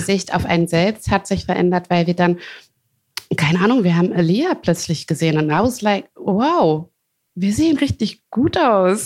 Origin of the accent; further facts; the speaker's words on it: Hagen, North Rhine-Westphalia, Germany; also born or lived in Wuppertal; ich äh, bin in Ruhrpott geboren, in Hagen.